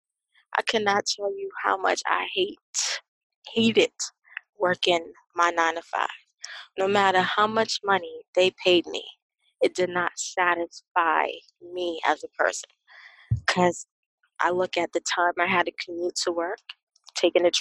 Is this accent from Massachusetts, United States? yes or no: yes; Boston, Massachusetts, United States; I grew up in Boston. I grew up in the city, urban area